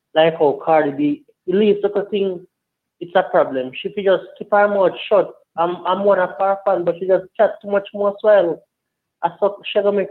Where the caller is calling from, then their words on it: Jamaica; I'm calling from Wayne, Jamaica.